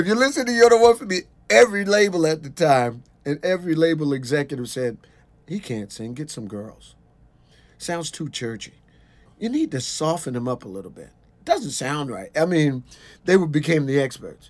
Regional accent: New York City, New York, United States; I'm a kid from Brooklyn, and I had never been outside of New York

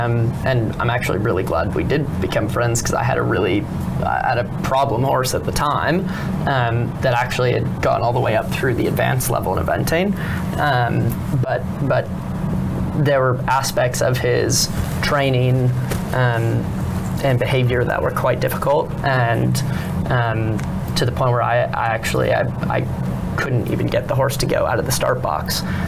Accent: California, United States; California, Southern California.

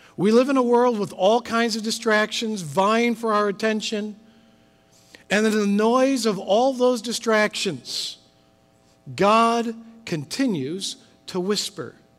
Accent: Midwest, United States; moved away; I'm from the Midwest, grew up with thunderstorms. We don't quite have as many here as we did in the Midwest

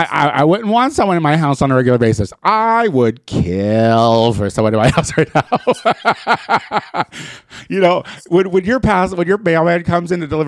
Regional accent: 2.5 hours south of Chicago, Illinois, United States; now in Los Angeles, United States; in my hometown, which is only 2.5 hours south of Chicago

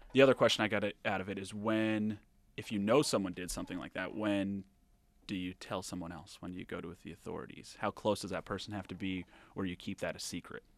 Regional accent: Rhode Island, United States; moved away; I'm from Rhode Island originally

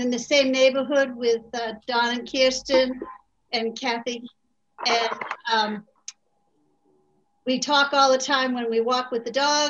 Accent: Melrose, Massachusetts, United States; I'm a born and bred UU. And I grew up in Melrose.

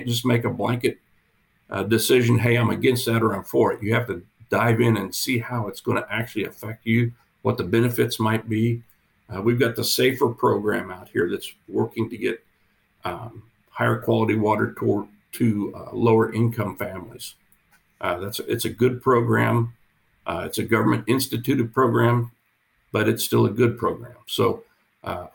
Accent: Kansas, United States; moved away as an adult; now in Phoenix, United States; I'm originally from Kansas

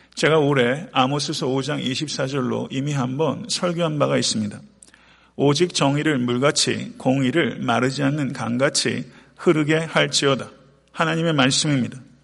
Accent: South Korea; now in United States; 태평양을 건너서 미국에 살고 있는 우리로서 고국과 사랑하는 조국과 일정 정도의 거리를 떨어져 있는 우리로서

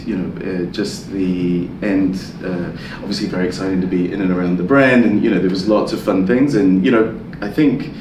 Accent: New Zealand; moved away; also born or lived in Italy / London; growing up in New Zealand

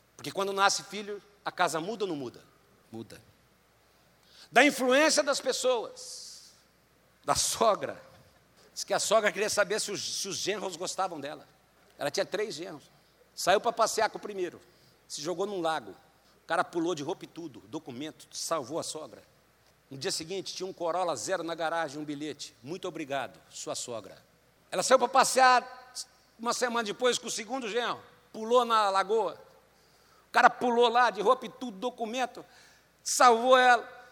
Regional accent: Londrina, Paraná, Brazil; moved away as an adult; Eu fui criado aqui em Londrina até 17 anos. Né? Depois eu saí, nunca mais voltei para a cidade

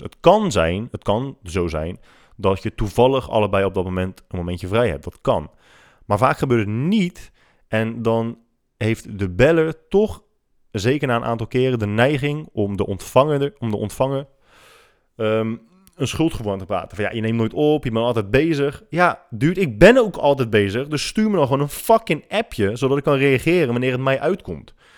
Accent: Rotterdam, South Holland, Netherlands; En ik ben godverdomme opgegroeid in Rotterdam-Zuid

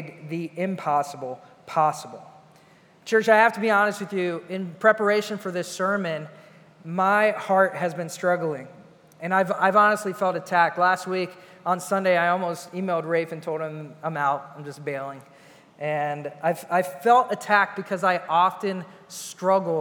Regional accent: Ohio, United States; moved away as an adult; now in Chicago, United States; I was born in Chicago, grew up in Ohio

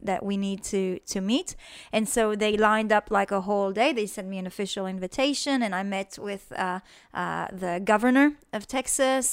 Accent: Israel; moved away as an adult; also born or lived in Australia; when I came back to Israel from Australia

